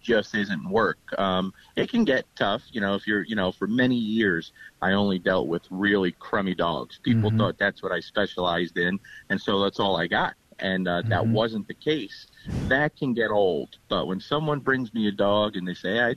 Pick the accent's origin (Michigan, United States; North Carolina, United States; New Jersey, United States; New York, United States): New Jersey, United States; Lodi; now in Bowling Green, United States; born and raised in Lodi, New Jersey.